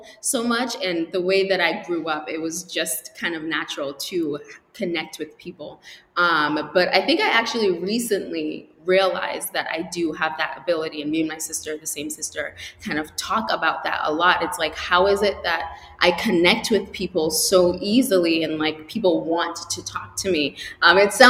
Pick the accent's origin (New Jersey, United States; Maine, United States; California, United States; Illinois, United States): Maine, United States; Portland; also born or lived in Antigua; So I went to Wayne Fleet High School in Portland, Maine. I grew up there. I was born in Antigua, just disclaimer. I was born in Antigua. I moved to Maine when I was about 8 years old